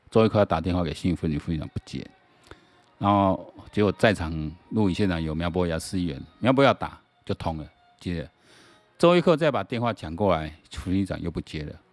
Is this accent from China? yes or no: no; Taiwan; 我台湾人